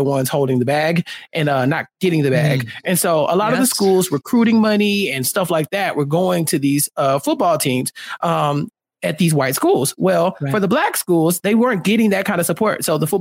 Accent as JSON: {"language": "English", "region": "Texas", "country": "United States", "said": "I'm from Texas"}